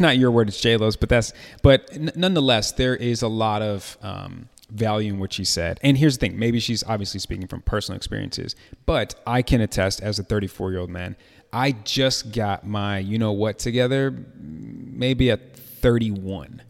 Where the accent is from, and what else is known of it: Chicago, Illinois, United States; moved away; also born or lived in Atlanta